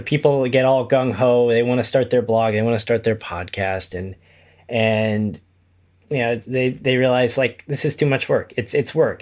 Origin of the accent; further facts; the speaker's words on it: Kokomo, Indiana, United States; moved away as an adult; also born or lived in Chicago; I'm originally from Indiana. Uh, I grew up in a town called Kokomo, which is about an hour north of Indianapolis